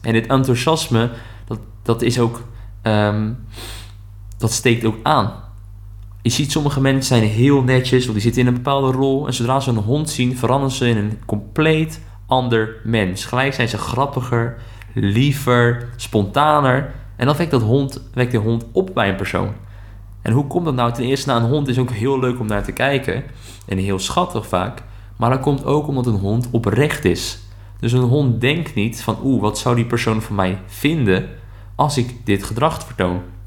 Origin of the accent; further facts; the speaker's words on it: Netherlands; wij dat als Nederlanders